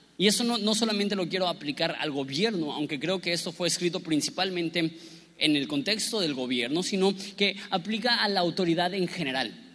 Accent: Mexico; nosotros lidiamos como mexicanos

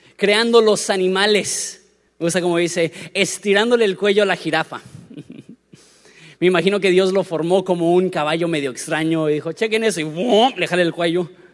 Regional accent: Querétaro, Mexico; moved away; also born or lived in Florida; Me crié en Querétaro

